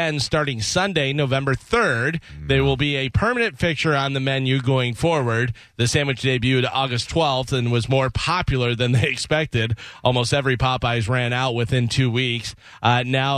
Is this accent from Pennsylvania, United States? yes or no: no; Illinois, United States; moved away; I grew up in Illinois